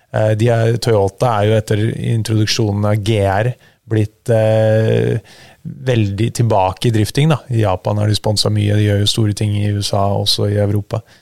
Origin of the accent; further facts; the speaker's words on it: Norway; Jeg vokste opp på et vann som heter Langen, på Sigrud.